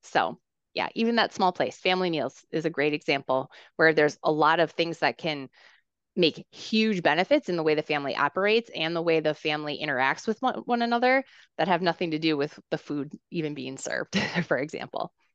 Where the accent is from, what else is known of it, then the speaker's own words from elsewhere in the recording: Minnesota, United States; I grew up in Minnesota